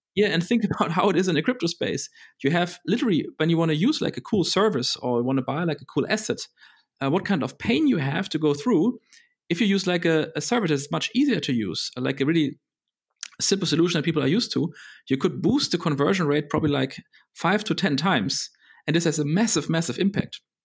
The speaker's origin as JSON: {"language": "English", "region": "Berlin", "country": "Germany", "tie": "born or raised there", "said": "I grew up in Berlin"}